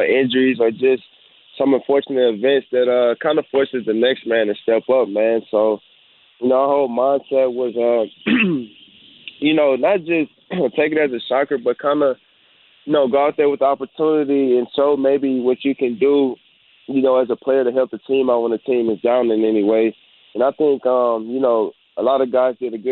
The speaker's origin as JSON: {"language": "English", "town": "Houston", "region": "Texas", "country": "United States", "said": "I'm from Houston"}